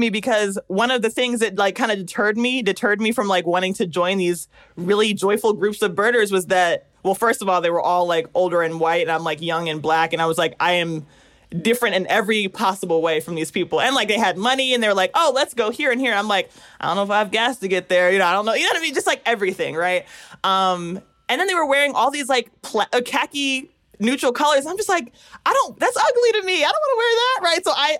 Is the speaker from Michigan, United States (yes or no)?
no; Pennsylvania, United States; now in Georgia, United States; Because I'm in South Georgia, I'm from Pennsylvania.